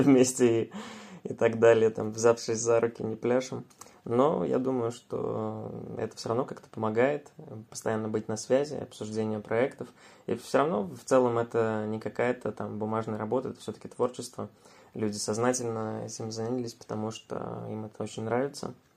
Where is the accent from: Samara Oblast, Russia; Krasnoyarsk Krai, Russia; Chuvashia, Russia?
Samara Oblast, Russia; Samara; мы вообще сами из Самары